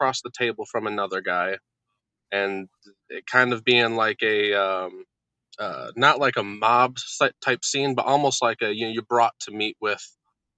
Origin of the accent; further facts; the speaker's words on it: Monroe, Michigan, United States; I'm from Monroe, Michigan.